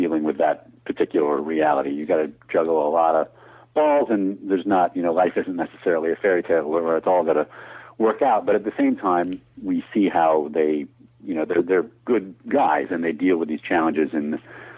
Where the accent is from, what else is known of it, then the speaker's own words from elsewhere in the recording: Syracuse, New York, United States; moved away; I'm from Syracuse actually originally